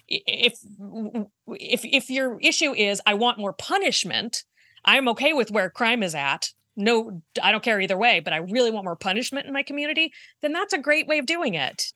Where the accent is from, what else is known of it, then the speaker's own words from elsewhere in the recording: Virginia, United States; growing up in Virginia